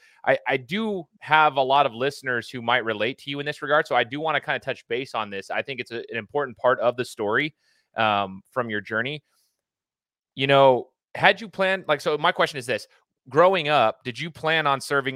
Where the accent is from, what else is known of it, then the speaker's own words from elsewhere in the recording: Idaho, United States; I'm from Idaho. I went to Boise State